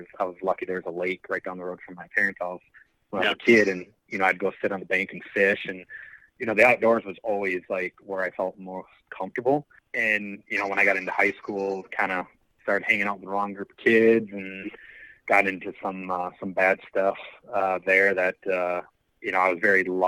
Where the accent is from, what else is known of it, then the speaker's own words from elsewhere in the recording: Wisconsin, United States; I live, born and raised in Wisconsin